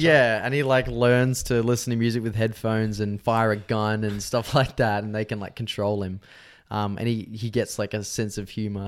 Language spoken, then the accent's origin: English; Victoria, Australia; old houses that I lived in when I was growing up in Victoria